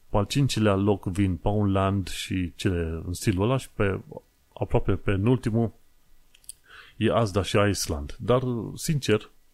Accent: Romania; now in London, United Kingdom

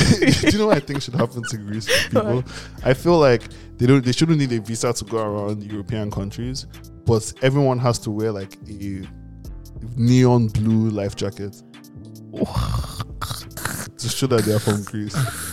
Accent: Nigeria; we're from Nigeria.

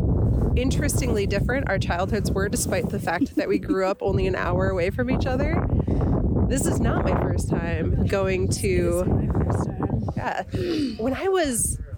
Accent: Silver Bay, Minnesota, United States; I grew up in Silver Bay

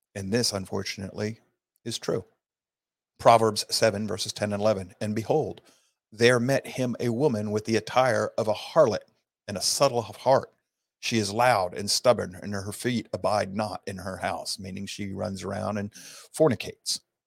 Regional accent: Sault Ste. Marie, Michigan, United States; now in Georgia, United States; I was raised in Sault Ste. Marie, Michigan area

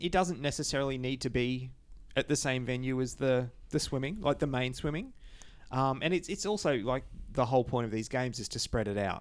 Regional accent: Toowoomba, Queensland, Australia; now in Brisbane, Australia; Toowoomba, um, which is my hometown, which is about ninety minutes from Brisbane

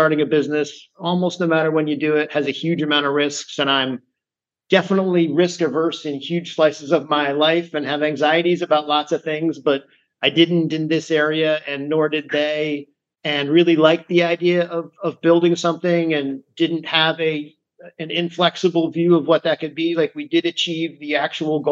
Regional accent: rural Massachusetts, United States; also born or lived in Manhattan, New York; now in New York, United States; I grew up in rural Massachusetts, where I moved when I was a little kid

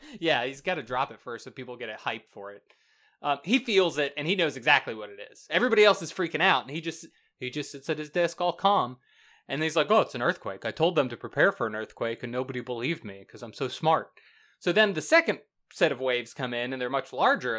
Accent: the South, United States; now in Florida, United States; I'm from the South

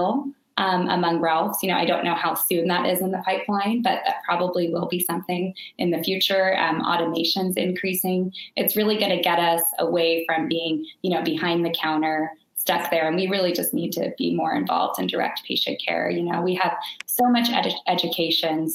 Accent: Bay Area, Silicon Valley, California, United States; also born or lived in San Diego; I grew up in the Bay Area, Silicon Valley

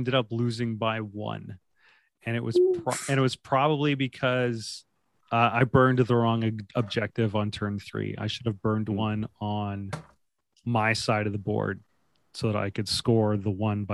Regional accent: Canada; I'm the Canadian at this table.

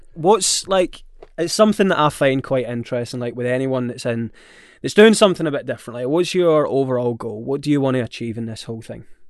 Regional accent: Scotland, United Kingdom; I'm Scottish

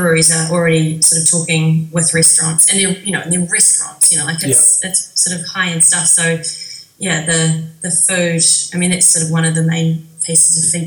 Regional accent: Levin, Manawatū-Whanganui, New Zealand; now in Wellington, New Zealand; I grew up in Levin, which probably means nothing to all of your listeners, but it's sort of an hour and a half out of Wellington

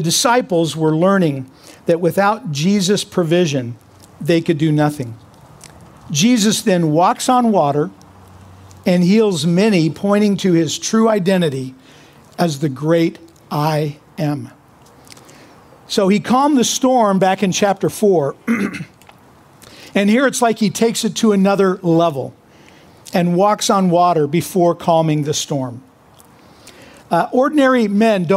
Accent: Kansas, United States; now in California, United States; I'm being from Kansas

